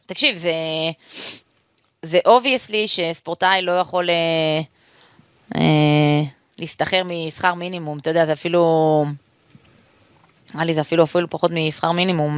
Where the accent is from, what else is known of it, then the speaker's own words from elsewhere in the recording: Jerusalem, Jerusalem District, Israel; אני אוהבת את ירושלים כי בשבילי זה בית, שם גדלתי, שם חונכתי